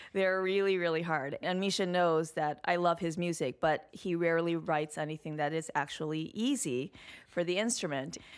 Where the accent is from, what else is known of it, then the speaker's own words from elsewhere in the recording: Highland Park, Illinois, United States; moved away as an adult; also born or lived in Evanston, Illinois / New York; I was born in Evanston, which is just north of Chicago. I grew up on the North Shore of Chicago in Highland Park